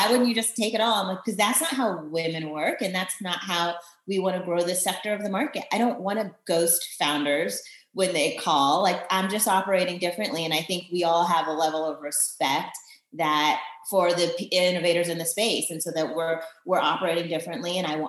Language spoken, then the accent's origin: English; Virginia, United States; also born or lived in Germany / Belgium; I was born in Germany, lived in Belgium, got to the US when, you know, permanently when I was 10. So I claim Northern Virginia, DC, Maryland area. So that's where I went to high school and grew up.